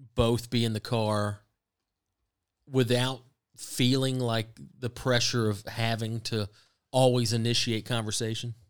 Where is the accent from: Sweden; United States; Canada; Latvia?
United States; the South; I grew up in the South where the weather's good